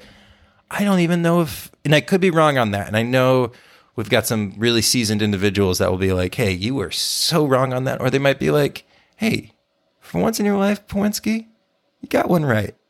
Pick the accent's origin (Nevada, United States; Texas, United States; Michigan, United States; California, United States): Texas, United States; I watched so much sports growing up in Texas when I was a kid